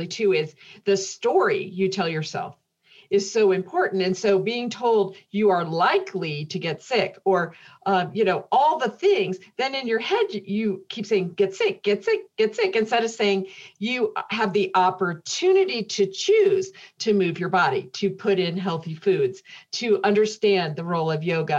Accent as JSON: {"language": "English", "region": "Indiana", "country": "United States", "tie": "born or raised there", "said": "growing up in Indiana, in the Midwest"}